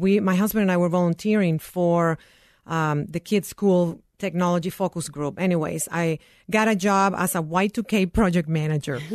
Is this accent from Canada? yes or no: no; Nicaragua; now in United States; I am originally from Nicaragua.